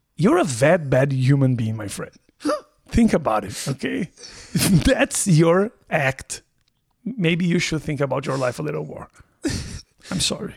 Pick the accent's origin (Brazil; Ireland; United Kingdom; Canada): Brazil; English is a second language; moved away as an adult; also born or lived in Nebraska; I am from Brazil